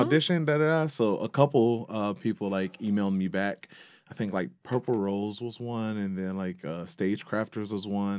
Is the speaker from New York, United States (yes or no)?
no; Detroit, Michigan, United States; I was born and raised in Detroit